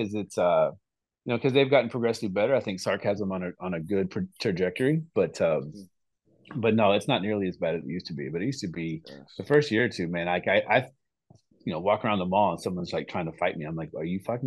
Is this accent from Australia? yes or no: no; Oklahoma City, Oklahoma, United States; now in Austin, United States; I was in Oklahoma City, but lived here